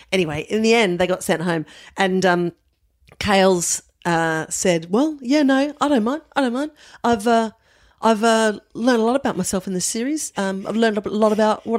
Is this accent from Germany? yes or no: no; Adelaide, South Australia, Australia; moved away; I was brought up in Adelaide.